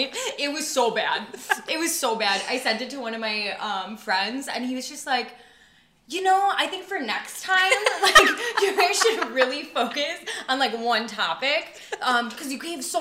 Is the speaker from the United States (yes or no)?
yes; Wisconsin, United States; moved away as an adult; now in Chicago, United States; I grew up in Wisconsin, but I've always kind of just wanted to live in a big city, so I went to Loyola for college, and I've just been down here ever since